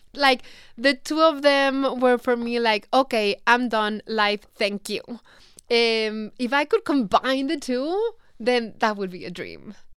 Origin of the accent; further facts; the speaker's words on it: Mexico; accent: Mexican; English is a second language; moved away as an adult; now in United States; feeling, you know, so Mexican, feeling, missing Mexico so much.